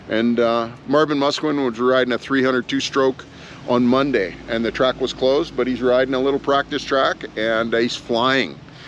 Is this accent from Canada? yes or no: yes; Canada; hey, we're Canadian. We're just idiots. We just made a big mistake.